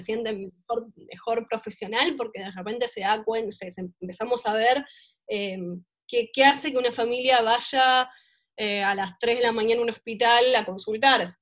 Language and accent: Spanish; La Matanza, Buenos Aires Province, Argentina; nací, nací en Capital Federal, pero viví toda mi vida en La Matanza, de hecho vivo en La Matanza hoy por hoy